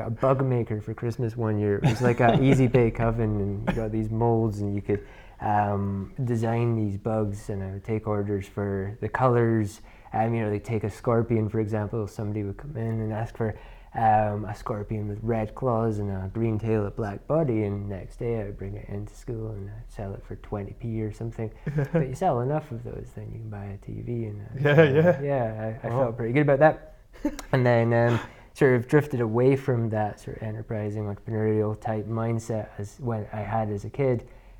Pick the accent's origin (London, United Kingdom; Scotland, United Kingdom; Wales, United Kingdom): Scotland, United Kingdom; Inverness; I'm from Inverness, despite the accent. A lot of people think that I'm from America.